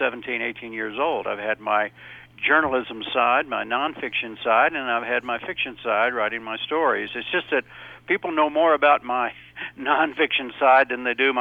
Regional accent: Wichita, Kansas, United States; a place called Wichita, Kansas, which, by the way, happens to be my hometown.

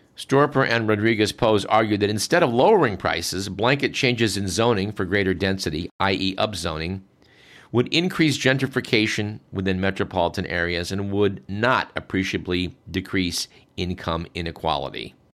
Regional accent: East Bay, California, United States; When I grew up in the East Bay

